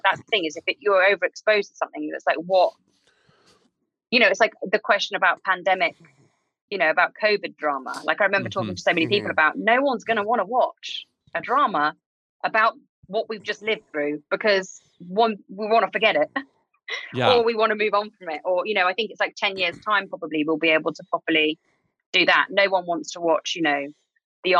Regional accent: United Kingdom; we're a very old country with a very sketchy past.

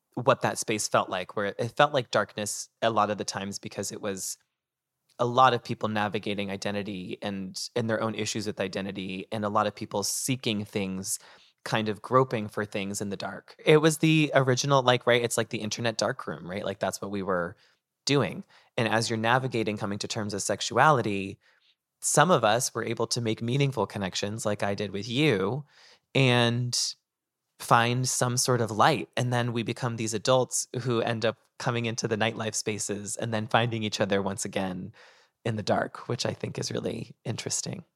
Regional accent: North Andover, Massachusetts, United States; moved away as an adult; now in New York City, United States; my hometown, which was North Andover, Massachusetts

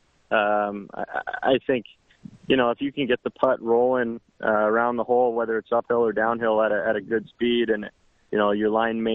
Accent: Langley, British Columbia, Canada; moved away as an adult; also born or lived in South Louisiana; now in Houston, United States; I grew up in Langley, B.C.

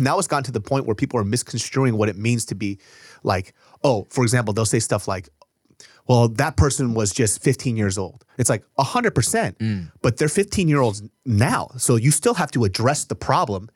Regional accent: Sacramento, California, United States; we grew up in Sacramento

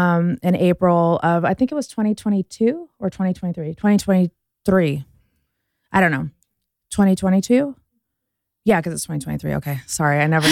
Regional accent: Las Vegas, Nevada, United States; also born or lived in Houston; Vegas. I'm a Vegas girl. Born in Houston, grew up in Vegas.

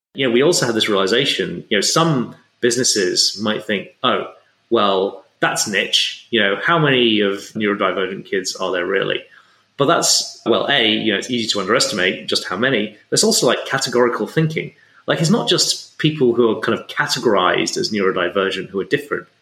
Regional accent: England, United Kingdom; I grew up in England

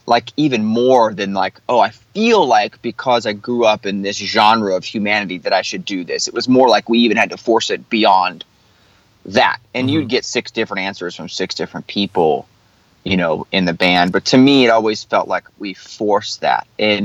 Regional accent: the South, United States; especially growing up in the South, like we all did

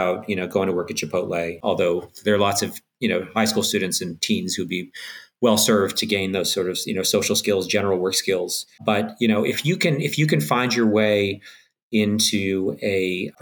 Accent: Canada; I'm Canadian

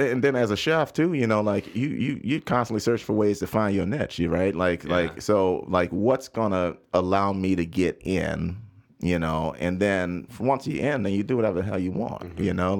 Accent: the South, United States; Look, I came from the South, so I knew, you know, like, look, tread lightly

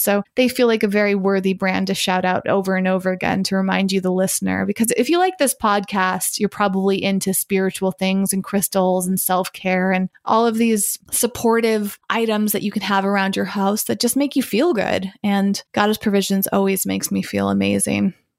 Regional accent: Massachusetts, United States; I am from Massachusetts and I am currently in Massachusetts.

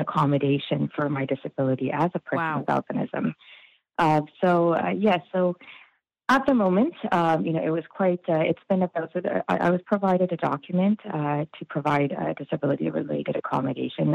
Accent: Toronto, Ontario, Canada; I grew up in the Scarborough District School Board, uh, now known as the Toronto District School Board

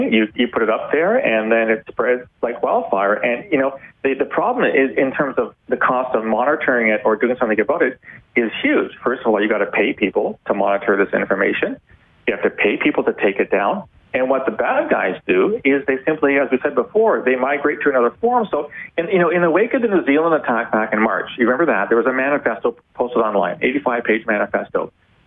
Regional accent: Canada; a Canadian who has many American friends

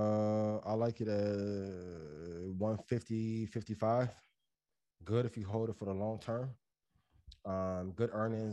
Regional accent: San Antonio, Texas, United States; San Antonio, like Spurs, Popovich from my hometown

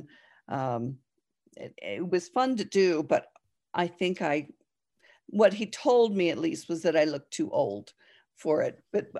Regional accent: New Jersey, United States; No, I grew up in New Jersey.

